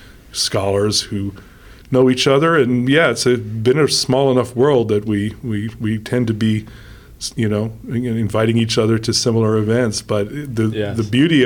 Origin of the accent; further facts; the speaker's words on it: New York City, New York, United States; also born or lived in Oxford; now in Seattle, United States; I grew up in New York City